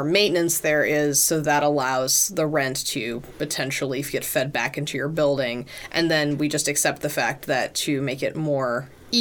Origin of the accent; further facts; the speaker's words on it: United States; as an American